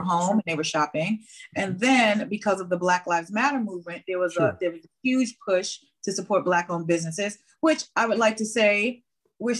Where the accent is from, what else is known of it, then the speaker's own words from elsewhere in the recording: New York City, New York, United States; I come from Brownsville, Brooklyn, which even to this day is considered one of the most undesirable places to live